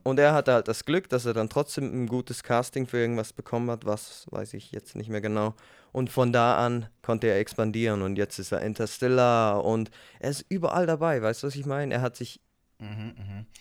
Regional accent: Switzerland; Ich bin Schweizer.

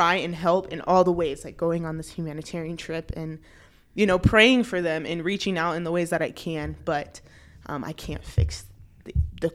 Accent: United States; we're from America

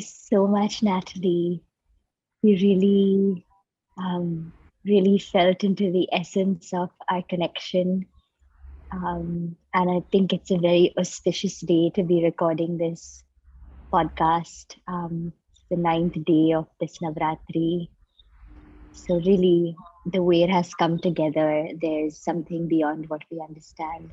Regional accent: Mumbai, Maharashtra, India; I grew up in Bombay, India

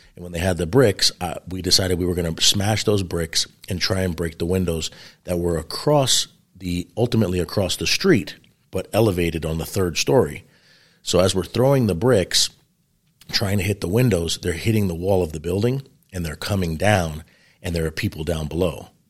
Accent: New York City, New York, United States; moved away; I grew up in New York City, New York, which is a really interesting upbringing

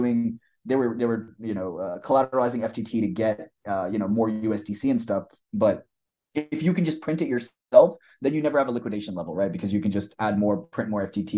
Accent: India; I'm like Indian

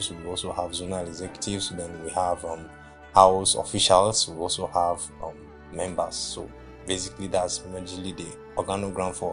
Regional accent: Anambra, Nigeria; also born or lived in Bauchi; now in Kwara, Nigeria; And I'm from Anambra State. I studied at Abubakar Tafawa Balewa University, Bauchi, and I studied applied zoology.

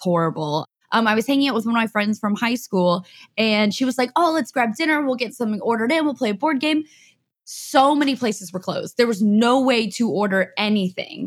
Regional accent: Austin, Texas, United States; also born or lived in Houston / Los Angeles; I was born in Houston, but raised in Austin. I mean, I got here when I was a little kid, so I basically say I'm born and raised in Austin

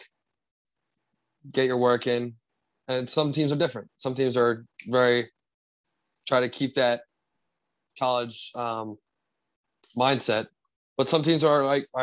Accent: Sayreville, New Jersey, United States; I grew up in Sayreville, New Jersey

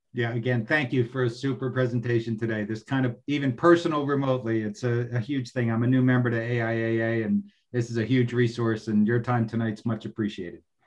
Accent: Northeast, United States; I'm from the Northeast

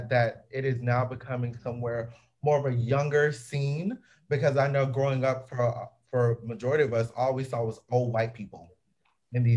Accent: Georgia, United States; we're from Georgia

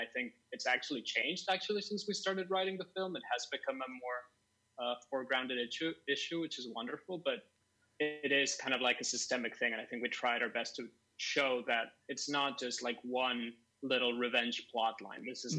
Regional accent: Mexico City, Mexico; growing up in Mexico City, my experience as a teenager

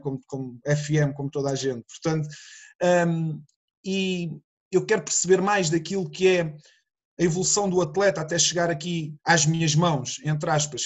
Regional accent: Sesimbra, Setúbal, Portugal; eu sou de Sesimbra, uma pequena, uma pequena vila

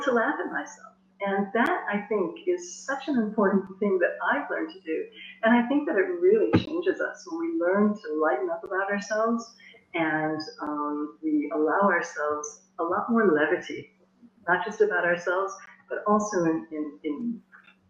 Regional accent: United States; moved away as an adult; also born or lived in South India; now in France; I was born in the United States. I was educated in the United States

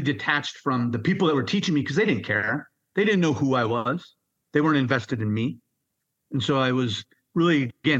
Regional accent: Minnesota, United States; also born or lived in San Diego, California; born in San Diego. Then I was raised in Minnesota, went to school and everything

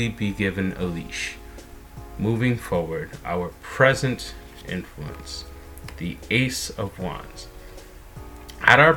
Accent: United States; I am an American

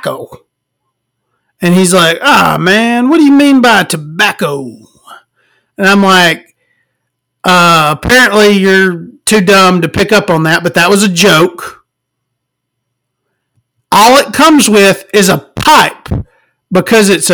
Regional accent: small town Alabama, United States; born or raised there

